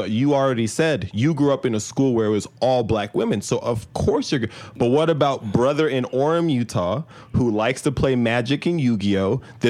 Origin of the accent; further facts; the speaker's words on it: Nigeria; We're Nigerian.